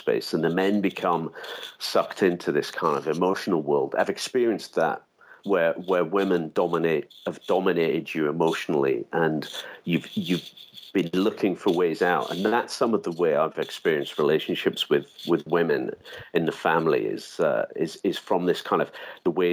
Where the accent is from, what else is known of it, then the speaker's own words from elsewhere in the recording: United Kingdom; I'm from Britain